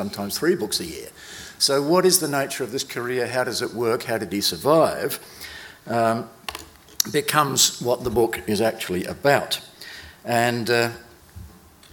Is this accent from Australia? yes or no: yes; South Australia, Australia; I was born in South Australia